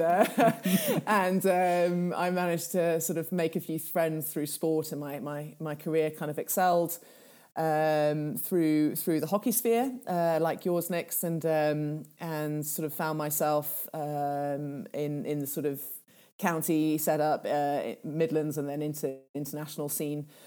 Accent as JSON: {"language": "English", "country": "Kenya", "first_language": "Swahili", "second_language": "English", "moved": "yes", "said": "Swahili, which is my native tongue, back in Kenya"}